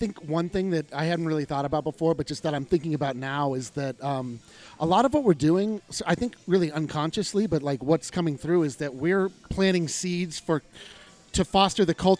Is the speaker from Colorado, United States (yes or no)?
yes; Colorado, United States; I'm from Colorado. You know, we're all from Colorado, right?